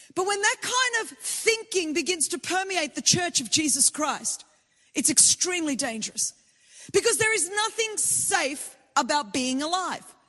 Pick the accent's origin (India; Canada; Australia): Australia; Sydney, New South Wales; I'm come from Sydney, Australia